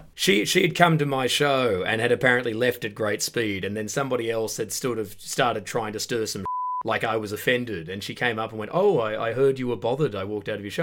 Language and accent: English; Perth, Western Australia, Australia; moved away as an adult; now in United Kingdom; I'm from the suburbs of Perth, Western Australia, from back in the nineties